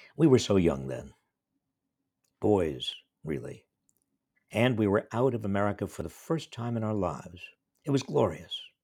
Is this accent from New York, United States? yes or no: yes; New York, United States; moved away; I'm from a little town in New York State